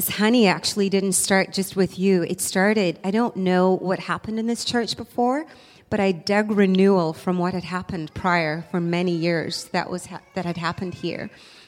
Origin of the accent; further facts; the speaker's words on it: South Africa; moved away; I'm from South Africa